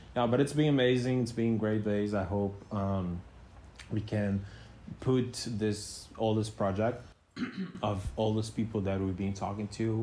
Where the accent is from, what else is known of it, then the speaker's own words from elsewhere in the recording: Brazil; first language Portuguese; English is a second language; moved away; And, but in Brazil was funny. In Portuguese I was funny